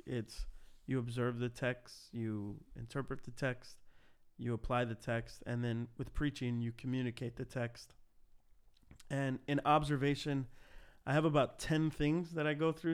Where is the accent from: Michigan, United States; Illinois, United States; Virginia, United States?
Illinois, United States; Cicero; start a church plant in my hometown of Cicero